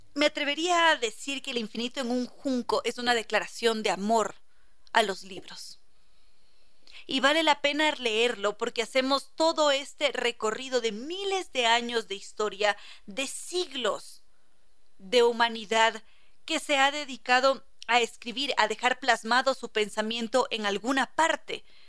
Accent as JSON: {"language": "Spanish", "country": "Ecuador", "said": "aquí en el Ecuador"}